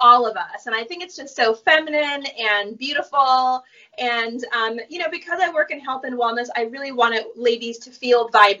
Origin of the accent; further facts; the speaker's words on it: New Jersey, United States; now in Venice Beach, United States; I grew up in New Jersey, which is the Garden State, and I grew up around a lot of farms.